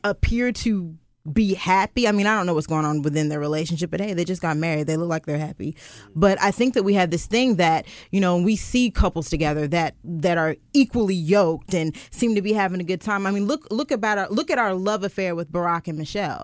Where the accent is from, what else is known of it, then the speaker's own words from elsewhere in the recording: Richmond, Virginia, United States; I'm from Richmond